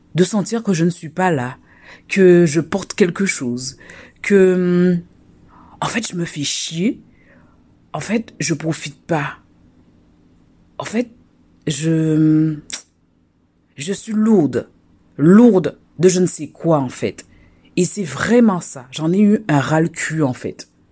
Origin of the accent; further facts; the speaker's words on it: Guadeloupe; moved away; also born or lived in France; chez moi en Guadeloupe